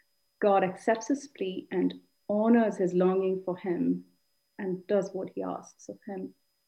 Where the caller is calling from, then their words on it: Eindhoven, North Brabant, Netherlands; I'm speaking from Eindhoven.